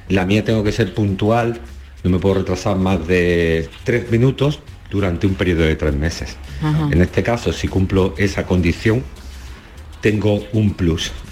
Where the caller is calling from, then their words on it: Málaga, Andalusia, Spain; buenos días … de Málaga.